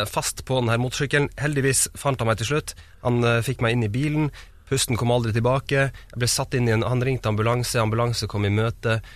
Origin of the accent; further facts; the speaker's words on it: Kautokeino, Troms og Finnmark, Norway; Ja, Men jeg er født i Tromsø, så jeg bodde, så jeg bodde der det første året mitt. Deretter flytta vi til eh, Kautokeino, eller Kautokeino kommune. Bodde der noen år.